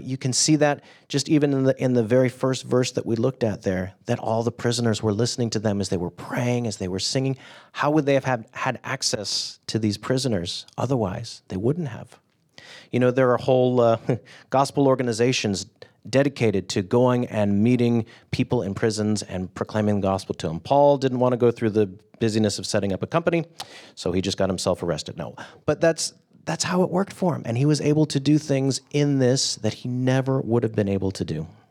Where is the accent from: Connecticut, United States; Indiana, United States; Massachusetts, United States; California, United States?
California, United States; I grew up in California